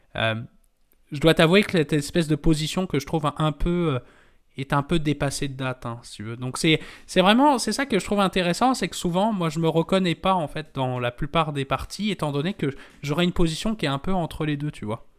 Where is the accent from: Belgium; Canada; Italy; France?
France; je parle en tant que Français